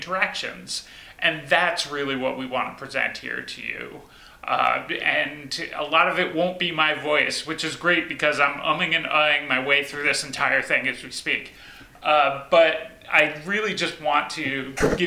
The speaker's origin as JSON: {"language": "English", "region": "New Jersey", "country": "United States", "also_born_or_lived": "Boston", "moved": "yes", "lives_now": "Hillsboro, United States", "said": "I come from New Jersey. My last stop before here was Boston"}